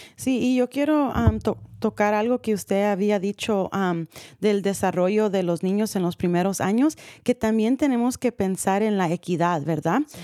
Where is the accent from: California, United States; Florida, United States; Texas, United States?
California, United States; San Rafael; Crecí en San Rafael